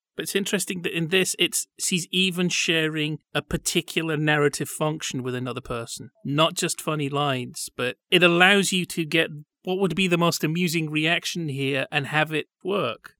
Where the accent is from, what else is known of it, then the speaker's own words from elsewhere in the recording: Yorkshire and the Humber, United Kingdom; I'm from West Yorkshire